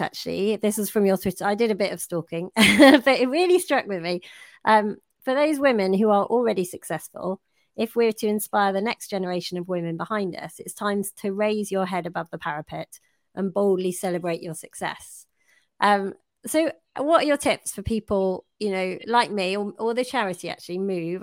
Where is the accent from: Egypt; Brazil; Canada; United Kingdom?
United Kingdom; we're British